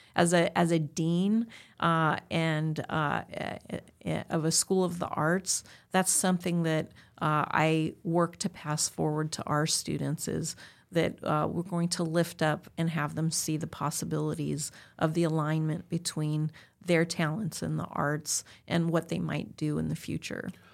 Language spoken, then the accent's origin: English; Southern California, United States; I'm born and raised in Southern California.